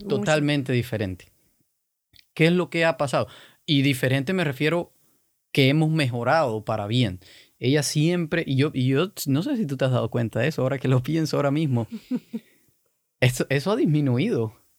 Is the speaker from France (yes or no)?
no; Cuba; yo soy cubano, los cubanos somos totalmente opuestos